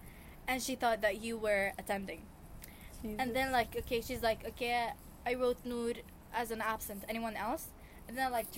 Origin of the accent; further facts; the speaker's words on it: Jordan; also born or lived in Palestine; And I'm from Jordan.